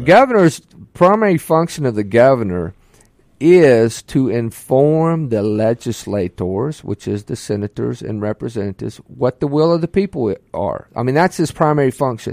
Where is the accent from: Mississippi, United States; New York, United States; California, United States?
Mississippi, United States; Ocean Springs; also born or lived in Meridian, Mississippi; Grew up on the Mississippi Gulf Coast and Ocean Springs, Biloxi area